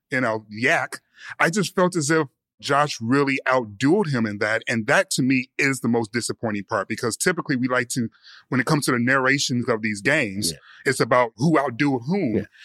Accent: Detroit, Michigan, United States; I'm from Detroit

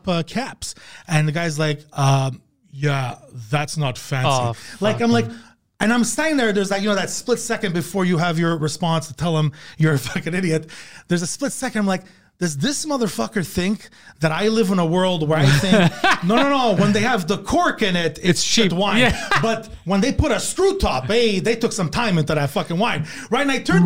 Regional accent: Canada; I'm actually Canadian

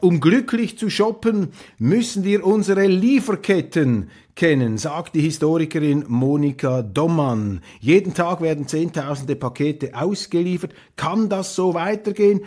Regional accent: Switzerland; als Schweizer

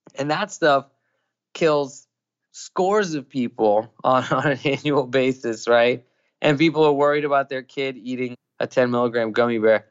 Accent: Thailand; also born or lived in New York; now in California, United States; I grew up in Thailand

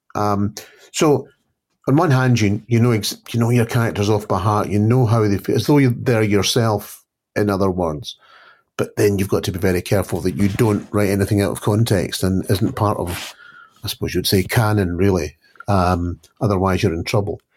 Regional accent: Scotland, United Kingdom; I'm always referred to as a Scottish crime writer.

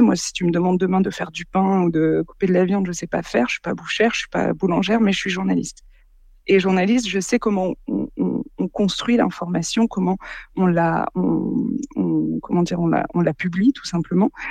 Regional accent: Boulogne-sur-Mer, Hauts-de-France, France; j'ai grandi, bah, je suis née à Boulogne-sur-Mer, j'y ai grandi

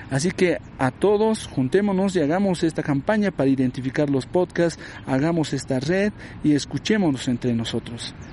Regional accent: Bolivia; también forma parte de la identidad de nosotros como bolivianos.

